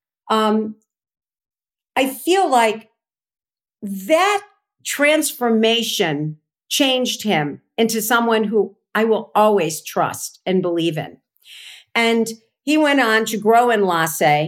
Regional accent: Chicago, Illinois, United States; also born or lived in California; I came back to Chicago from California, where I used to run political campaigns

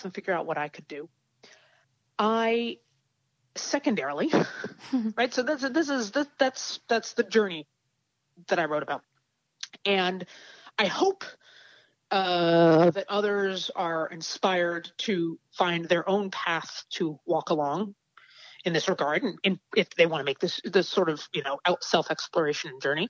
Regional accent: United States; I grew up in the United States of America too

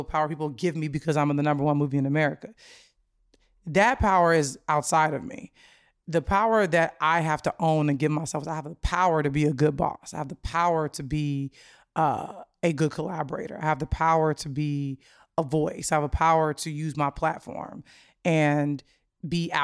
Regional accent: Chicago, Illinois, United States; I'm a Chicagoan through and through

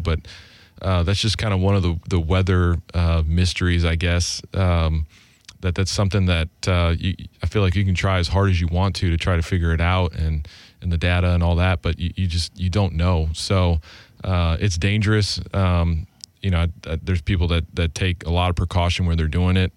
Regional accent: Grand Island, New York, United States; moved away as an adult; also born or lived in Nashville, Tennessee; I grew up in Grand Island, New York

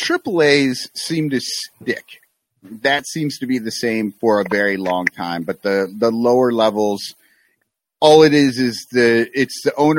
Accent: Davenport, Iowa, United States; moved away; my hometown single A team.

